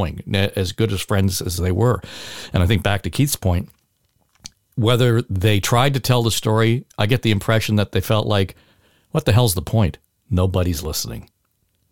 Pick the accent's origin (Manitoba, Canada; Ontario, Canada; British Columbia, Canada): Ontario, Canada; Chapleau; I was born in Chapleau, Ontario.